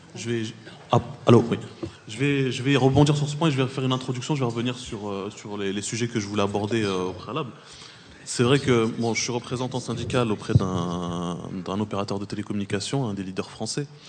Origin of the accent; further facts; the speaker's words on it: Trappes, Île-de-France, France; je viens de Trappe, qui a 50 ans en Yvelines